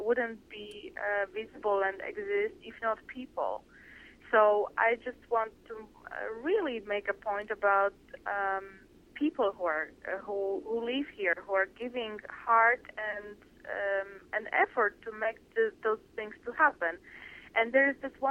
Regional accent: Poland; now in San Francisco, United States; I'm from Poland

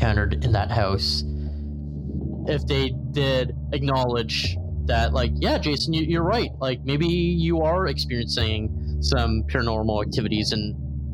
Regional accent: Mississauga, Ontario, Canada; also born or lived in Toronto, Ontario / Brampton, Ontario; I'm from Toronto, Ontario

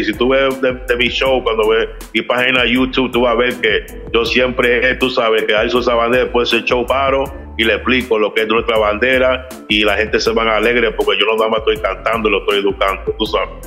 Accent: New York City, New York, United States; soy puertorriqueño y, pero soy nacido en Nueva York, pero tengo madre, soy, tengo mitad, mi mamá es dominicana, mi papá es puertorriqueño

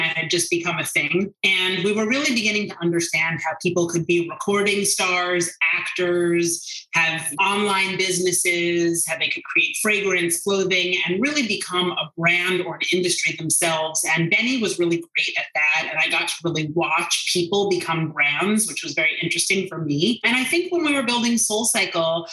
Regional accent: Ardsley, New York, United States; I grew up in Ardsley. My parents still live there

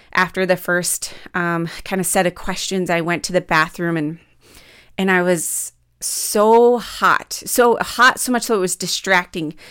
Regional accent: Midwest, United States; growing up in the Midwest

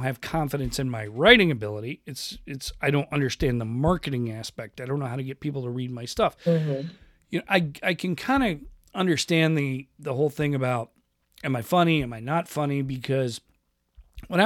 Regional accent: Rochester, New York, United States; now in Pacific Northwest, United States; I grew up in that Italian neighborhood in Rochester, New York

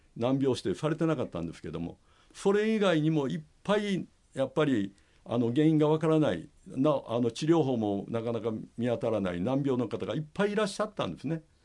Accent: Shiga, Japan; 私はですね滋賀県の大府市出身なんですね日本一大きな琵琶湖のそばで育ちまして

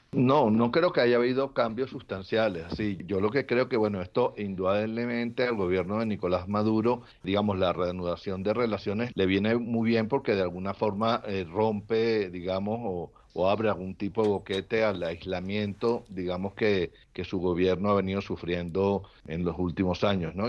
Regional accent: Venezuela; now in Bogotá, Colombia; Soy venezolano

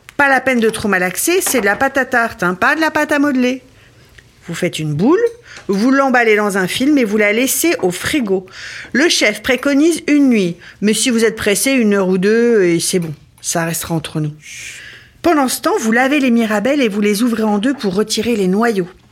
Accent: Ardennes, Grand Est, France; Quand j'étais petite, dans les Ardennes

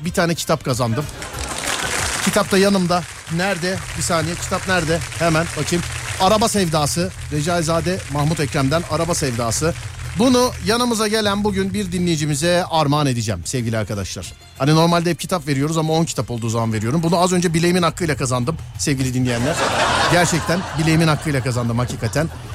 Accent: Mediterranean Region, Turkey; ben Ege'li değilim ben Akdeniz

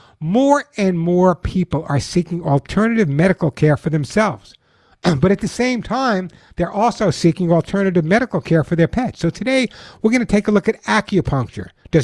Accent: Long Island, New York, United States; now in Santa Monica, United States; I grew up on Long Island. I know you'd never know. You'd think I grew up somewhere in Nebraska, but I grew up on Long Island. I guess I lost my accent.

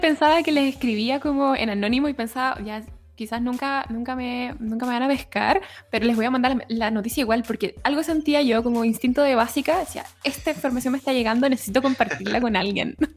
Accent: La Serena, Coquimbo, Chile; soy de La Serena

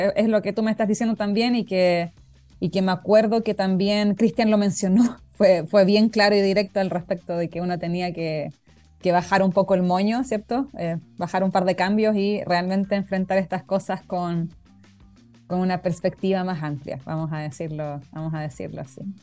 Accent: Concepción, Biobío, Chile; ahí amor eterno a la UDEC para los que somos de allá

